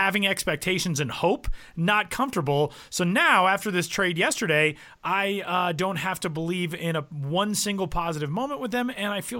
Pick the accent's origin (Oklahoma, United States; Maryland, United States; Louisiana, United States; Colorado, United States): Colorado, United States; Denver; I grew up in Denver